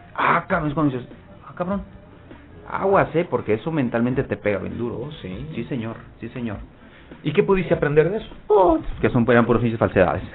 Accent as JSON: {"language": "Spanish", "town": "Gómez Palacio", "region": "Durango", "country": "Mexico", "tie": "born or raised there", "said": "Ahí es donde yo crecí, ahí es donde yo nací y ahí es donde yo me formé como, como boxeador."}